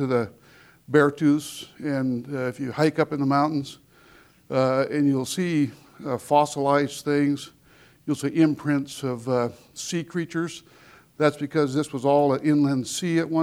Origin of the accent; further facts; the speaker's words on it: Harlowton area, Montana, United States; I'm from the Harleton area. I'm a fourth-generation rancher, and I spent all my life in the outdoors